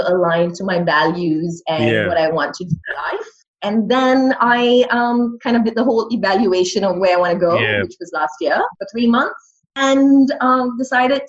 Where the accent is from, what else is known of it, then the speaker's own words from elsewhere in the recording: Malaysia; moved away as an adult; also born or lived in London, United Kingdom / Sydney, Australia; now in Melbourne, Australia; I'm from Southeast Asia, being Malaysian